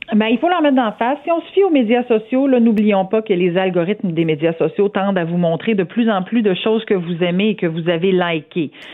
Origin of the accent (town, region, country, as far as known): Saint-Georges, Quebec, Canada